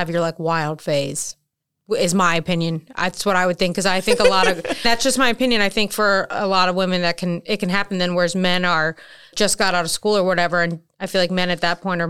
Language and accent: English; Maryland, United States; now in North Carolina, United States; I'm from Maryland